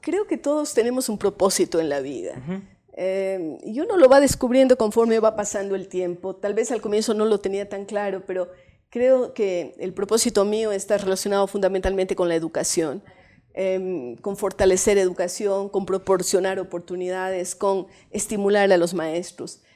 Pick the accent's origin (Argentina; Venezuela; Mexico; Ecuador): Ecuador; Cuenca, Azuay; also born or lived in Bogotá, Colombia; yo nací en Cuenca